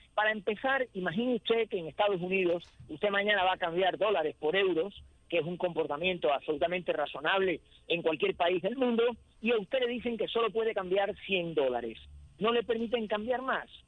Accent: Cuba; Yo que soy cubano

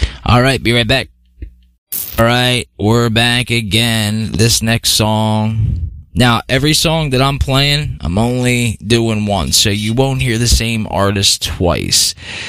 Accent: Philadelphia, Pennsylvania, United States; growing up in Philly

